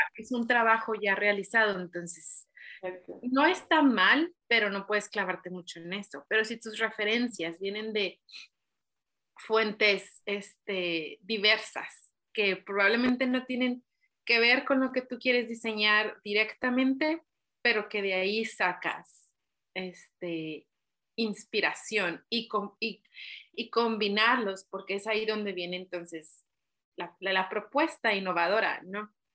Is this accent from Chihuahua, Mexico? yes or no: yes; Chihuahua, Mexico; moved away as an adult; now in Ireland; soy mexicana de Chihuahua